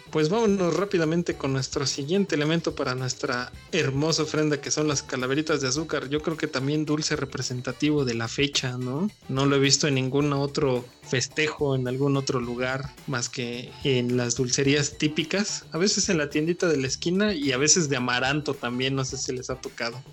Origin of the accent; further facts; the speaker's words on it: Mexico; somos todos mexicanos